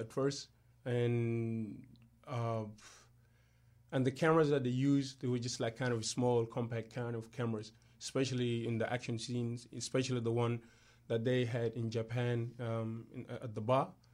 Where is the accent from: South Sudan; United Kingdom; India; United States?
South Sudan; now in Australia; I'm from South Sudan